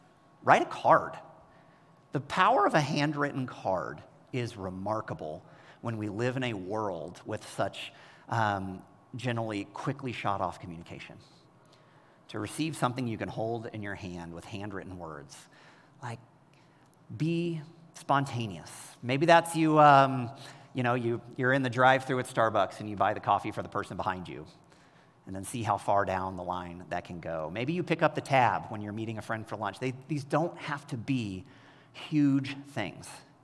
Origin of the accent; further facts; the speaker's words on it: Kansas City, United States; moved away as an adult; also born or lived in Bay Area, California; I grew up in Kansas City